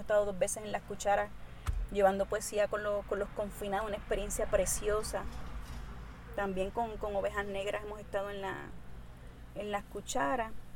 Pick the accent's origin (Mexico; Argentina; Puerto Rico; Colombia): Puerto Rico; Mayagüez; como puertorriqueña